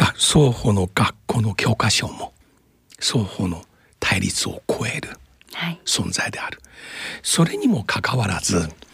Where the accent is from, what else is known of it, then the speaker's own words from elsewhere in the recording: Shanghai, China; now in Japan; 私は上海出身ですが